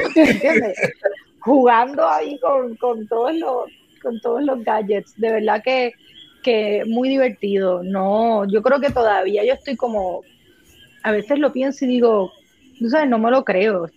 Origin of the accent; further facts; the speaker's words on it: Puerto Rico; soy una actriz puertorriqueña, llevo haciendo eh, teatro y cine en Puerto Rico muchos años